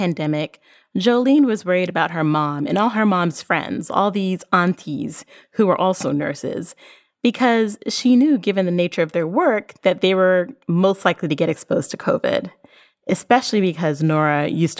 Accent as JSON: {"language": "English", "country": "Barbados", "said": "I'm from Barbados."}